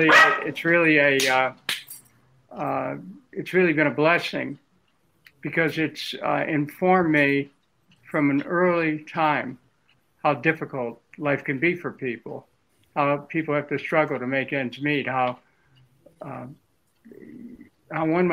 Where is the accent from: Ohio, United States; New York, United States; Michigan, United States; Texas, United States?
Ohio, United States; Cleveland; I grew up in Cleveland, the oldest of seven.